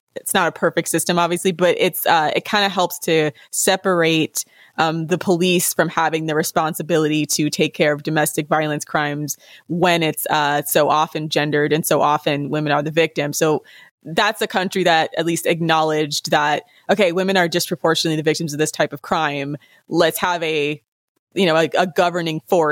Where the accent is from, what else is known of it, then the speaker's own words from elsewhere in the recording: United States; let me defend my country